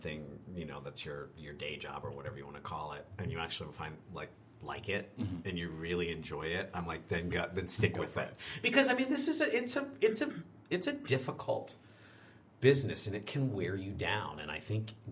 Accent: Pennsylvania, United States; moved away as an adult; also born or lived in Denver / Minnesota; now in Chicago, United States; I grew up in Pennsylvania

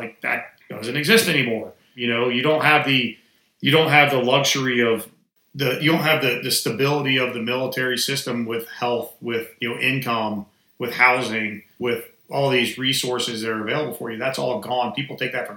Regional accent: Atlanta, Georgia, United States; also born or lived in Washington, D.C.; I just relocated back to Atlanta, which was my hometown

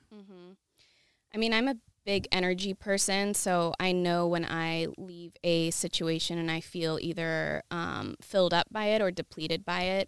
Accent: Yakima, Washington, United States; moved away as an adult; also born or lived in Seattle, Washington; now in Los Angeles, United States; I'm originally from Washington State, a small town called Yakima

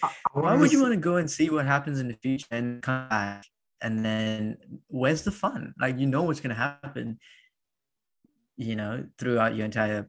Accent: Dubai, United Arab Emirates; growing up in Dubai

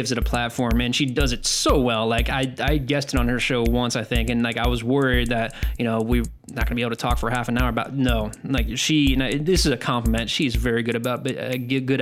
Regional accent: United States; I'm American

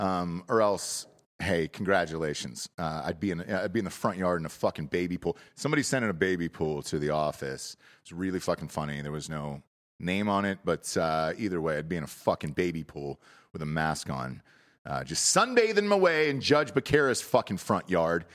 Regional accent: Georgia, United States; moved away; I'm from Georgia originally. Same thing growing up

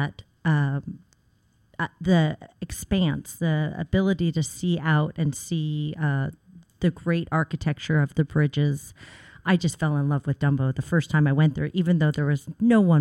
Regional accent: Seattle, Washington, United States; also born or lived in New Mexico; now in New York, United States; I was born in Seattle, and I lived in New Mexico for 5 years prior to moving to New York.

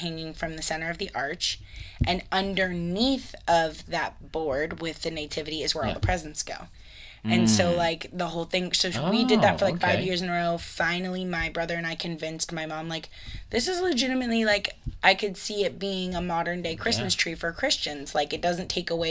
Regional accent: Florida, United States; now in Midwest, United States; I grew up in Florida

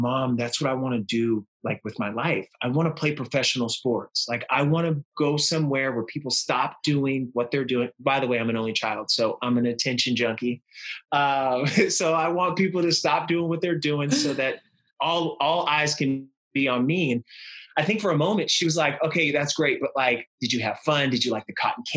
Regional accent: Northern California, United States; I'm from Northern California

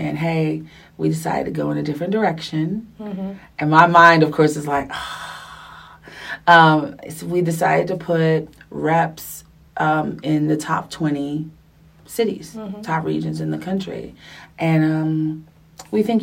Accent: New York, United States; moved away as an adult; also born or lived in Texas / Los Angeles; I'm from New York, so New York was familiar

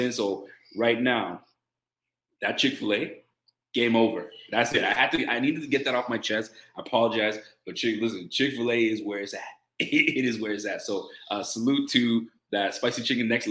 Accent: Nova Scotia, Canada; I'm Canadian, so I'm from Nova Scotia

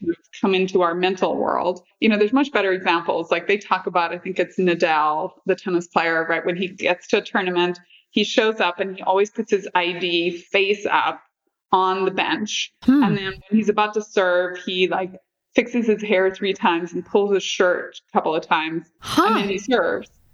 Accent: near Londonderry, Northern Ireland, United Kingdom; now in United States; I grew up in Northern Ireland Ireland

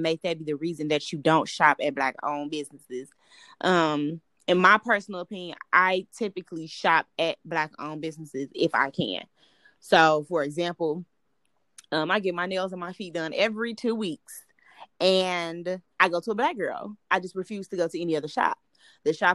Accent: Chicago, Illinois, United States; I'm from Chicago.

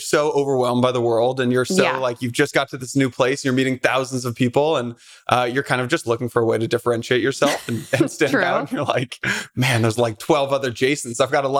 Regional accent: Mill Valley, California, United States; moved away as an adult; also born or lived in Boston / Brooklyn, New York; now in New York, United States; I grew up in Mill Valley, right outside San Francisco.

